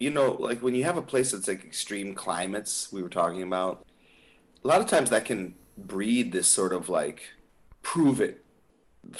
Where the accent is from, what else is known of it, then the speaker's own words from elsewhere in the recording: Minneapolis, Minnesota, United States; We're from Minneapolis.